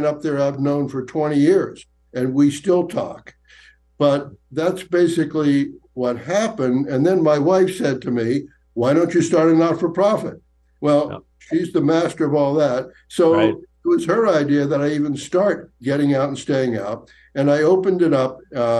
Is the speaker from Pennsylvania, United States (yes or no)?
yes; Johnstown, Pennsylvania, United States; moved away as an adult; also born or lived in New York City; I'm from Johnstown, Pennsylvania originally.